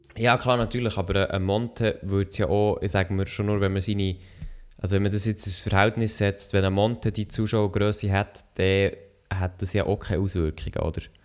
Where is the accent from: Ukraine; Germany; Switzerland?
Switzerland